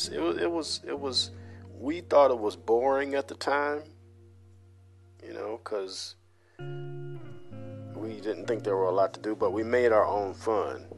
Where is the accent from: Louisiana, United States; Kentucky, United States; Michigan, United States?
Louisiana, United States; Columbia; also born or lived in Chicago, Illinois; I was born in Chicago in 1973. We moved to Louisiana when I was four. When I say we, I mean my mother and my three brothers. And that's where I grew up, a small town named Columbia